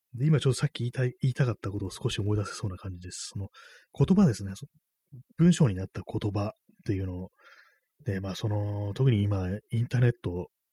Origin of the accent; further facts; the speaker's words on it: Japan; first language Japanese; 日本人でね、日本母語が日本語